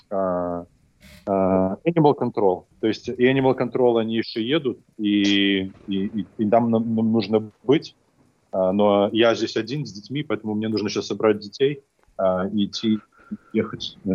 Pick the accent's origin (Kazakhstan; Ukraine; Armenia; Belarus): Belarus; я вообще решил проблему чисто по-белорусски, как настоящий белорус.